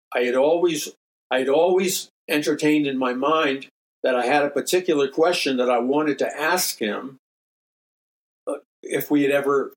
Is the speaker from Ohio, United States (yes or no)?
no; New York City, New York, United States; I grew up in New York City